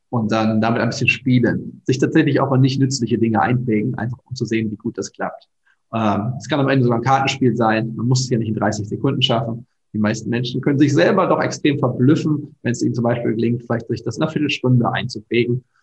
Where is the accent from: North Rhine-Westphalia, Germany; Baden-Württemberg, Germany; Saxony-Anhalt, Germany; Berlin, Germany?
North Rhine-Westphalia, Germany; Bochum; moved away as an adult; also born or lived in Hattingen / Nijmegen; now in Lower Rhine, Germany; Meine Familie ist im Ruhrgebiet, da wo ich aufgewachsen bin, in Hattingen und Bochum.